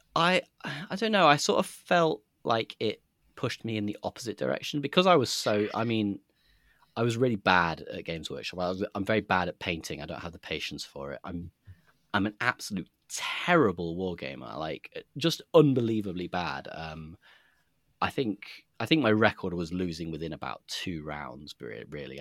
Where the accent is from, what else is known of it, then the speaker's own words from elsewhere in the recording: Nottingham, East Midlands, United Kingdom; I grew up in Nottingham